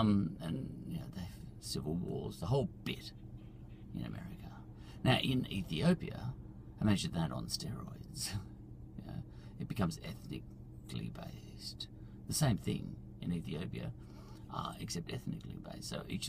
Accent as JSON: {"language": "English", "region": "Victoria", "country": "Australia", "said": "I'm an Australian first, and I just happen to come from Victoria."}